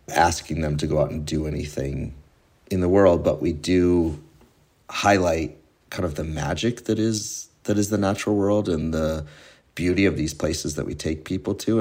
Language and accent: English; Keene, New Hampshire, United States; now in Halifax, United States; I grew up about 40 minutes east of here in Keene, New Hampshire